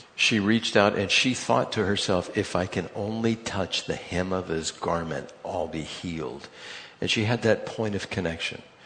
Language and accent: English; United States; I'm from the United States